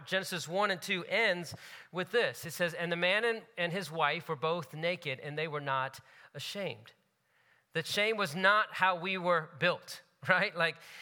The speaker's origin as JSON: {"language": "English", "country": "United States", "tie": "born or raised there", "said": "My parents are from India. They grew up in India. I grew up in the States, my family"}